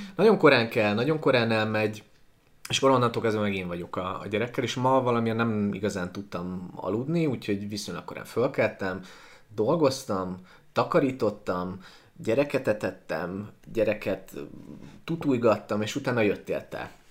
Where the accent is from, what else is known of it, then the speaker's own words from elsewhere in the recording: Transcarpathia, Zakarpattia Oblast, Ukraine; now in Budapest, Hungary; Én egyébként Kárpátalján születtem, az összes okonom kb. ott él